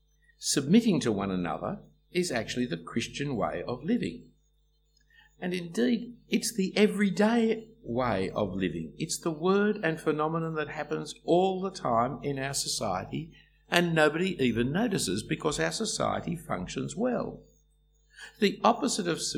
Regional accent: Australia; Our characteristic is to whinge and complain. That's our Australian culture

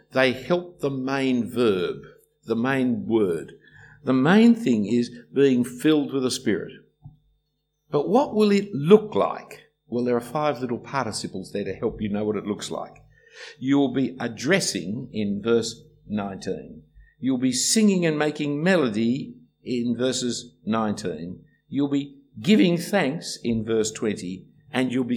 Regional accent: Australia; Our characteristic is to whinge and complain. That's our Australian culture

